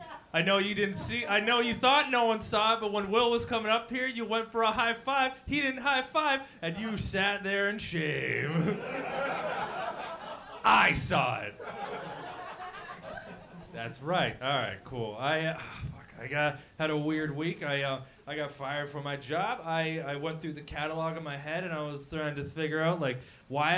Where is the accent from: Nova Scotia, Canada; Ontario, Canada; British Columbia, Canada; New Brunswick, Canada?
Ontario, Canada; Windsor; moved away as an adult; now in Toronto, Canada; I moved from Windsor